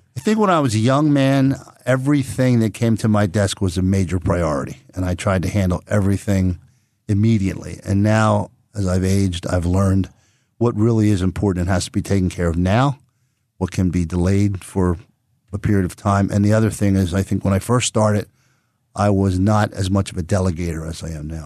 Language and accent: English; Philadelphia, Pennsylvania, United States; also born or lived in Plymouth Meeting, Pennsylvania; Born and raised in Roxborough, right next to East Falls, where I'm employed, uh, and then moved to Plymouth Meeting to the suburbs when I graduated from eighth grade